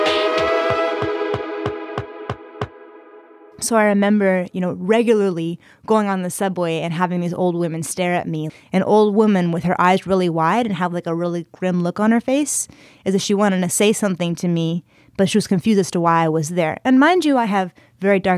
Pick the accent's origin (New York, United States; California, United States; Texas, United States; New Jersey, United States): California, United States; San Diego; I grew up in San Diego, California